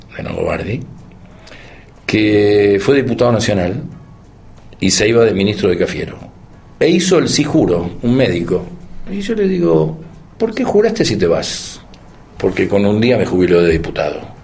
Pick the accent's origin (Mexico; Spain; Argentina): Argentina; los, argentinos somos difíciles